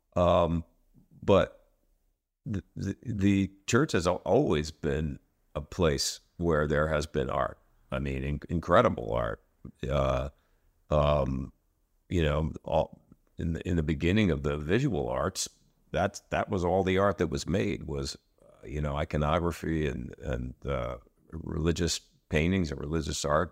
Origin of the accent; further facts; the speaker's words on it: Philadelphia, Pennsylvania, United States; Rock to the Future, which is in Philadelphia, uh, which is my hometown